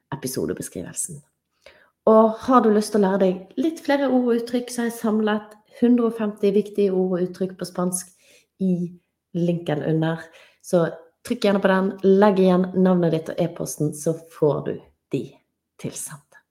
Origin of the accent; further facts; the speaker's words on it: Norway; jeg er norsk